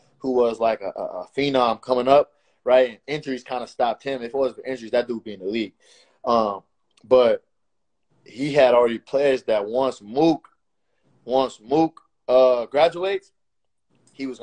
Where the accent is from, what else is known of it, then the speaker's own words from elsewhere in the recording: Oakland, California, United States; I'm from West Oakland.